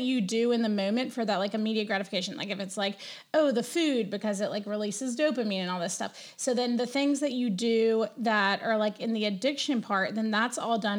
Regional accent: the South, United States; I grew up in the South

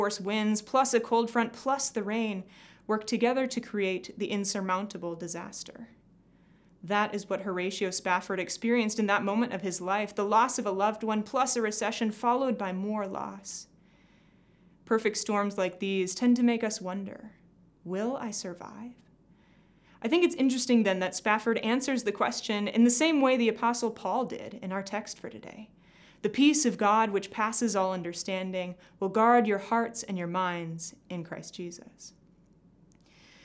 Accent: Glenwood, Minnesota, United States; I grew up in Glenwood, Minnesota, the youngest of three children

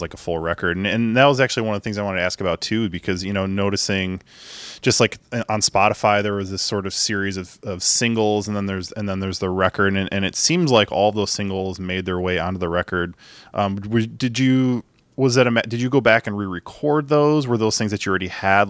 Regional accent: Chicago, Illinois, United States; I grew up in Beverly

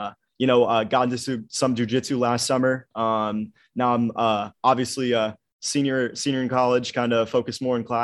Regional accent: Columbus, Ohio, United States; also born or lived in Dayton, Ohio; I'm obviously actually from Columbus, so I grew up, you know, following the Ohio State wrestling team

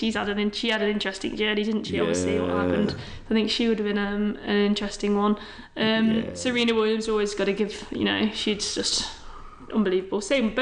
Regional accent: Ireland; I've got to say Ireland. I'm Irish, I'm patriotic, I love it.

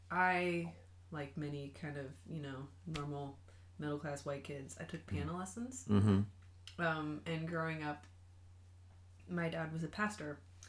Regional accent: Seattle, Washington, United States; I grew up in Seattle.

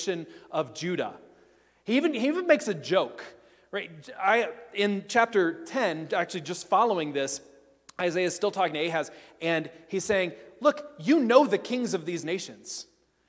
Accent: Tennessee, United States; I grew up in Tennessee in cultural Christianity.

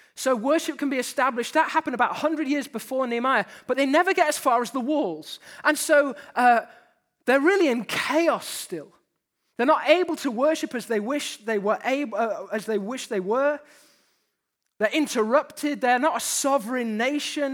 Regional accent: United Kingdom; We're Brits to start with, so we have that disadvantage. Just from the off, let's name it, we're British

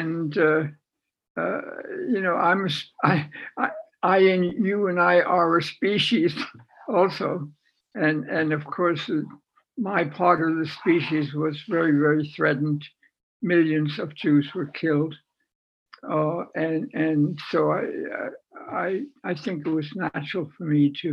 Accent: Wertheim, Baden-Württemberg, Germany; moved away; our stable in my hometown of Wertheim

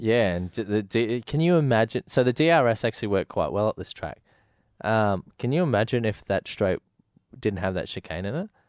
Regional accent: Australia; being an Australian

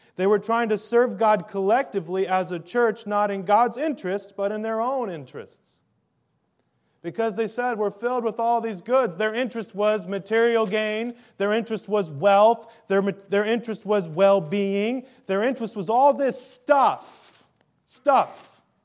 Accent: Minnesota, United States; I'm from Minnesota

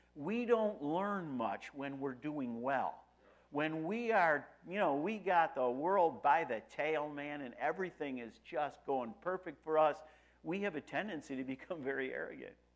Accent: Rochester, New York, United States; I'm from Rochester, New York.

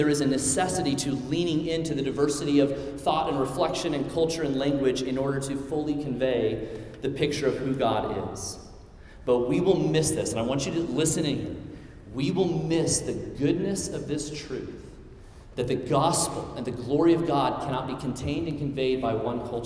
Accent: Midwest, United States; I'm from the Midwest. We don't have an accent

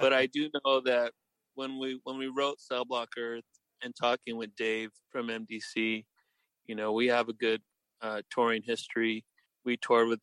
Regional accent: Salinas, California, United States; also born or lived in Los Angeles; how I grew up here in Salinas

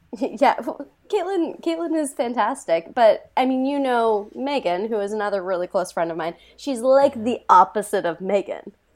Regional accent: Montana, United States; I am from Montana

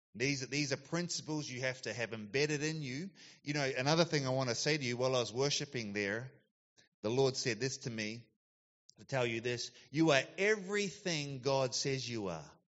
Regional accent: Christchurch, Canterbury, New Zealand; also born or lived in Gold Coast, Australia / United States; now in Yatala, Australia; I grew up in New Zealand in the South Island, Christchurch.

